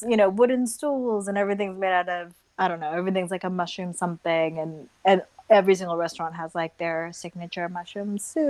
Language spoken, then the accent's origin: English; Mountain View, California, United States; moved away as an adult; also born or lived in Tokyo, Japan / South Korea / Boston, Massachusetts; now in Kennett Square, United States; my father's mm-hmm. Japanese and my mom's Korean. So then kind of my younger years, you know, until I was like 3, I lived in Korea, and then we moved to the United States, and I grew up in California all throughout up until I moved to Boston